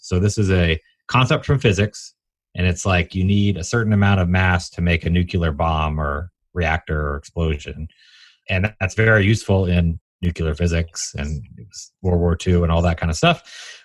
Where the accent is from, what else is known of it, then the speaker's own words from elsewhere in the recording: Atlanta, Georgia, United States; also born or lived in Washington, D.C.; I grew up in Atlanta, for what it's worth, born in D.C.